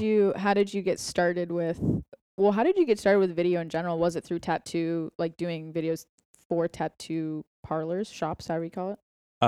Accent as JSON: {"language": "English", "town": "Boston", "region": "Massachusetts", "country": "United States", "moved": "as an adult", "lives_now": "Austin, United States", "said": "we're both from Boston"}